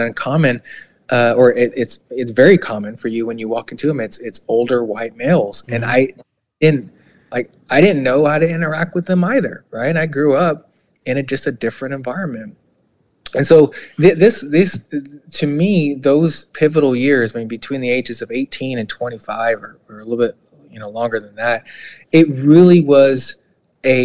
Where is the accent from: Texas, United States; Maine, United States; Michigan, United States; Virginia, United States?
Texas, United States; Houston; moved away as an adult; also born or lived in Midwest; growing up in Eastside Houston